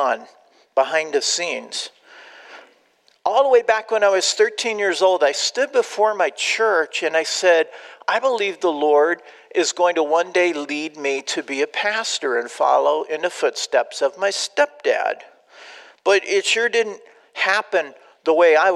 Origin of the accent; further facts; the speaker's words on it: Southern California, United States; moved away as an adult; also born or lived in Austin, Texas / Albuquerque, New Mexico; now in Illinois, United States; I grew up in Southern California